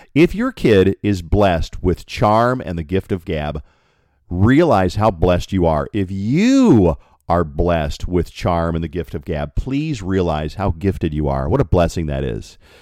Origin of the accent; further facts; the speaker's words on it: Colorado, United States; I grew up in Colorado